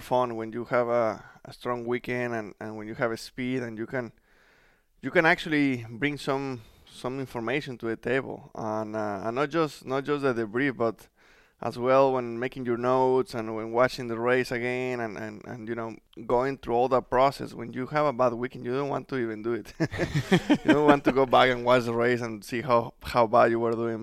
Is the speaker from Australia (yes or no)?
no; Mexico; English is a second language; moved away as an adult; now in United States; I was just, you know, trying to make my career in Mexico. But since everything happened early, uh, we decided to move to the United States